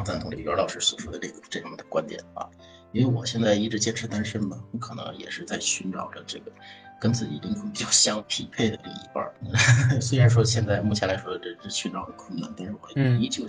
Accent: China; 就像我们中国人说的：“哎呀，死了没人埋可咋整？死，对吧？”

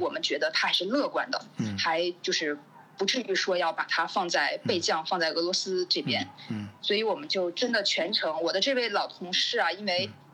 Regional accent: China; 只有回到祖国，我才是最放心的

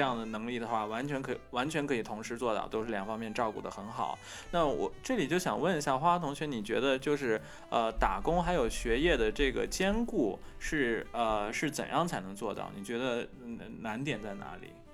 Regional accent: China; moved away as an adult; now in Japan; 作为中国人

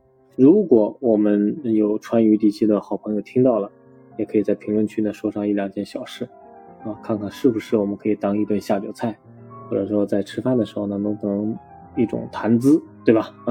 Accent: Henan, China; 不喝白酒啊，是显示不出我们河南人的热情，对吧？

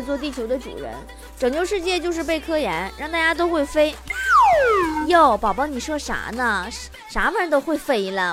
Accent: Northeast China, China; 作为一个东北人

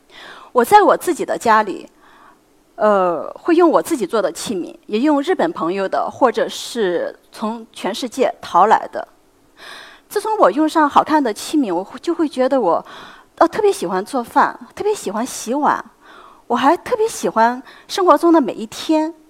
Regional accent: China; 我们中国人

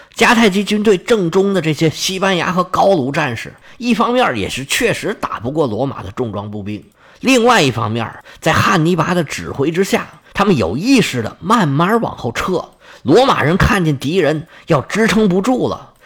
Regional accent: China; 现代的人，尤其是像我们中国人，他没有宗教信仰的

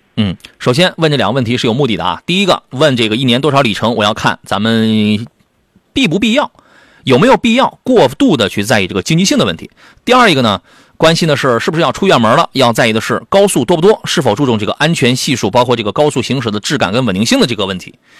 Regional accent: Qingdao, Shandong, China; moved away; 这我老家的朋友

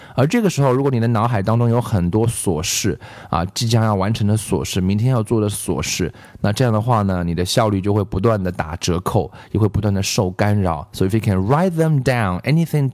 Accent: China; 我中国人

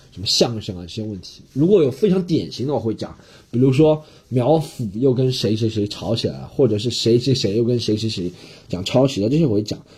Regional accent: Shanghai, China; 上海人从来不说 臭德性， 南方人从来不说 臭德性， 说腔调我们说

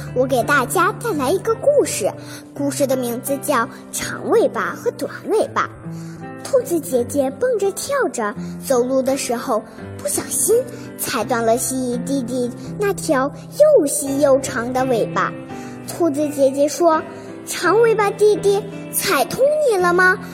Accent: Beijing, China; 大家好，我是来自北京的

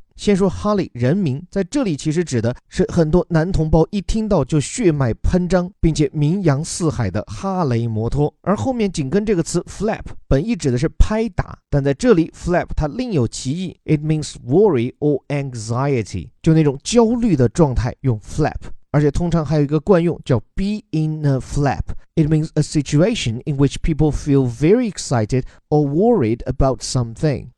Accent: China; 我们中国人

